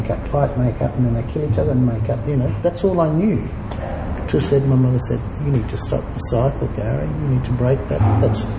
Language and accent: English; Darwin, Northern Territory, Australia; also born or lived in Brisbane; Darwin, Brisbane.